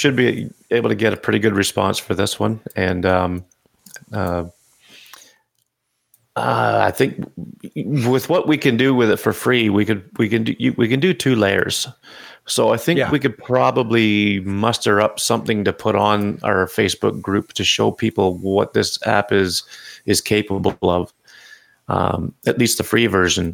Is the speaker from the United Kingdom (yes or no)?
no; Canada; I'm Canadian